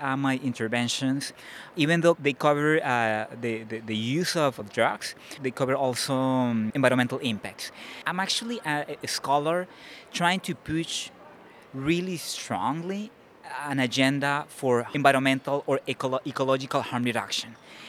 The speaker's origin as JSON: {"language": "English", "country": "Colombia", "also_born_or_lived": "Florida", "said": "I'm from Colombia."}